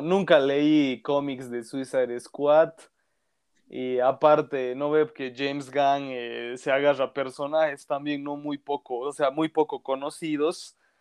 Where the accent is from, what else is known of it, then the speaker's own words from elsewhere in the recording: Bolivia; soy de Bolivia